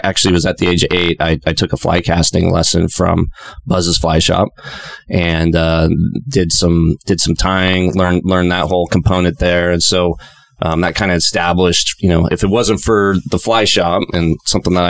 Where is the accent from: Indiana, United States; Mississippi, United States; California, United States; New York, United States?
California, United States; Visalia; also born or lived in Sacramento, California / Truckee, California / Chico, California; I grew up in Visalia, California, Central Cal